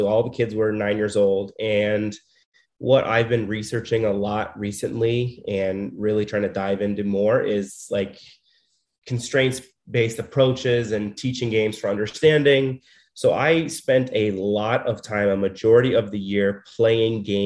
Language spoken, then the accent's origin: English; Scottsdale, Arizona, United States; I am born and raised in Scottsdale, Arizona.